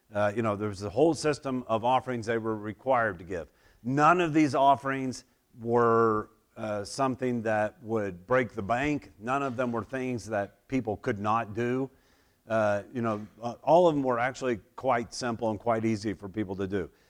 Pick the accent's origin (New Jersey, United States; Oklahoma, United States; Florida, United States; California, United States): Oklahoma, United States; moved away; I grew up in Oklahoma